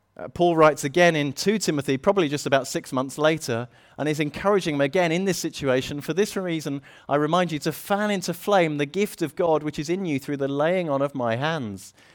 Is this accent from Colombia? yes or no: no; United Kingdom; we're British